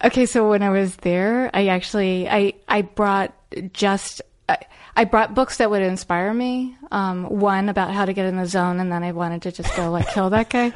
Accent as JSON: {"language": "English", "town": "Arlington", "region": "Virginia", "country": "United States", "tie": "born or raised there", "said": "I grew up in Arlington, Virginia"}